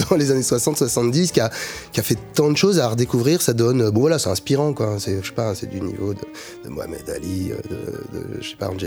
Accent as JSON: {"language": "French", "town": "Paris", "region": "Île-de-France", "country": "France", "tie": "born or raised there", "said": "je suis noir. J'ai grandi ici à Paris"}